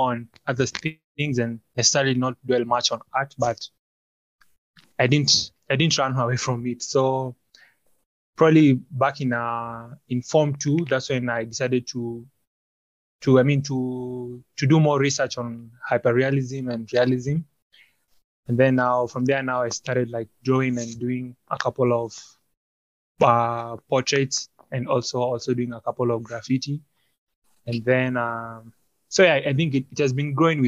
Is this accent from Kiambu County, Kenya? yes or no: no; Nairobi, Kenya; I'm a visual artist from Nairobi, Kenya